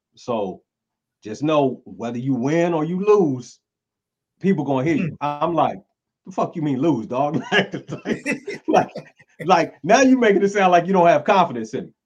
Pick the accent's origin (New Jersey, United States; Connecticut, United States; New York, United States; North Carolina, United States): North Carolina, United States; Greenville; born and raised in North Carolina, Greenville, North Carolina